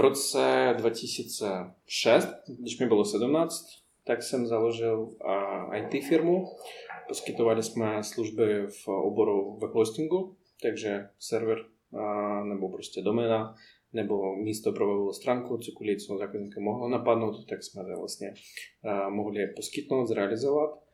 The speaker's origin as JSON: {"language": "Czech", "region": "Moscow", "country": "Russia", "also_born_or_lived": "Poděbrady, Czech Republic", "second_language": "Czech", "moved": "as an adult", "lives_now": "Czech Republic", "said": "já jsem z Moskvy takže po mě, pro mě to byl vlastně obrovský kontrast z tak velkého města se přestěhovat do města, co má 15 000 obyvatel."}